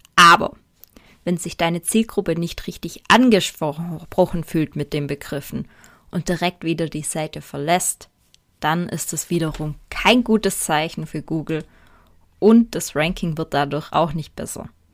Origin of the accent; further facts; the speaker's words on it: Swabia, Germany; Ich komme aus dem Schwäbischen